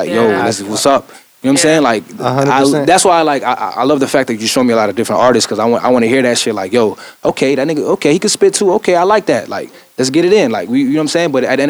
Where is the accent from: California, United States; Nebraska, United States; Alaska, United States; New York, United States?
New York, United States; because I'm from New York, so I always, I grew up out here